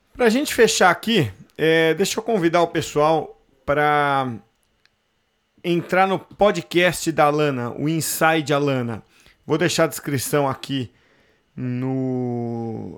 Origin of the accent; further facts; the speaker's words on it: Santos, São Paulo, Brazil; sou de Santos, foi lá que eu fiz o curso